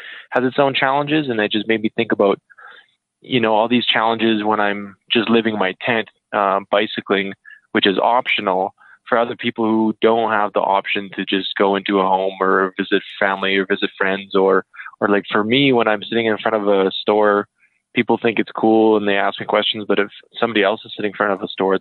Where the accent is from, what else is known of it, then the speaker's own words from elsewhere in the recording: Saskatoon, Saskatchewan, Canada; I'm from Saskatoon originally.